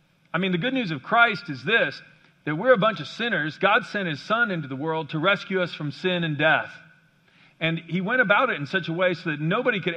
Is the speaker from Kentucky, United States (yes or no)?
no; Kansas, United States; there's a town not far from me and from where I grew up in Kansas, Abilene, Kansas